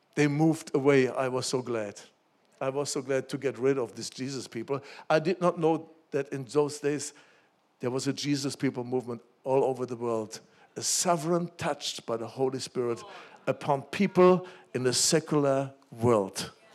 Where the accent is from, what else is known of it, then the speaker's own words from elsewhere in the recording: Germany; when I grew up in Germany, after Second World War, my parents, they took me to church